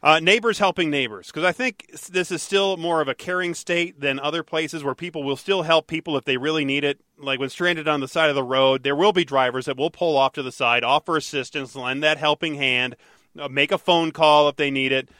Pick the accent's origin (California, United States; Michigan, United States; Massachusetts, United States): Michigan, United States; Detroit; when I was growing up in Detroit